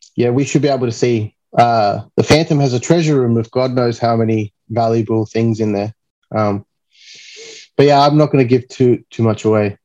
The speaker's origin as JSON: {"language": "English", "town": "Sydney", "region": "New South Wales", "country": "Australia", "tie": "born or raised there", "said": "It's my hometown."}